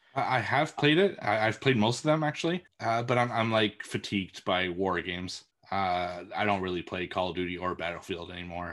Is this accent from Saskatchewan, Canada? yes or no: no; Montreal, Quebec, Canada; moved away; my hometown's Montreal, which is only two hours away from me